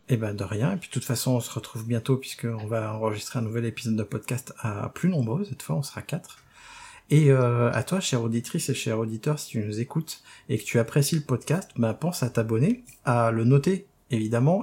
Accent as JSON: {"language": "French", "town": "Rennes", "region": "Brittany", "country": "France", "moved": "yes", "said": "depuis que j'ai quitté Rennes."}